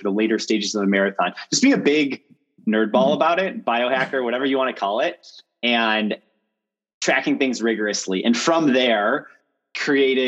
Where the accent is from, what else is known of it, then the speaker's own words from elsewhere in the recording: Chicago, Illinois, United States; moved away as an adult; also born or lived in Stanford, California; I am from Chicago originally.